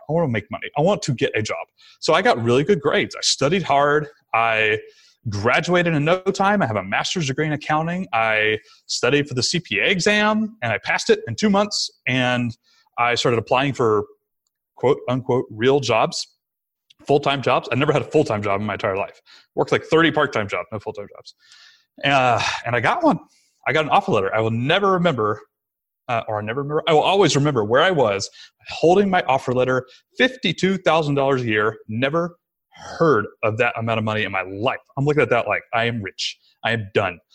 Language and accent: English; Rome, Georgia, United States; it was in my hometown again, so we moved back to sunny Rome, Georgia